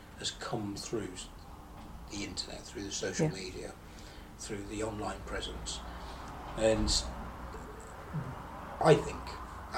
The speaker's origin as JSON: {"language": "English", "country": "United Kingdom", "said": "we're still British"}